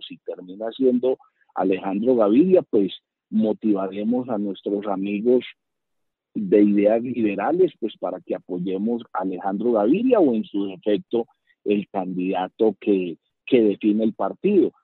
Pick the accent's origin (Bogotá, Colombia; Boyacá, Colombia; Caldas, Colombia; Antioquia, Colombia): Antioquia, Colombia; Bello; Bello, mi ciudad